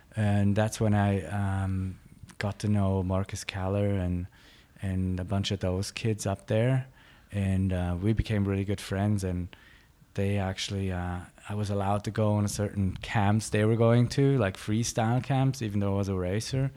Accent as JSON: {"language": "English", "area": "Klosters", "region": "Graubünden", "country": "Switzerland", "tie": "born or raised there", "also_born_or_lived": "Innsbruck, Austria", "said": "in Graubünden, I, I grew up, like, in a small mountain town towards Davos, Cloisters"}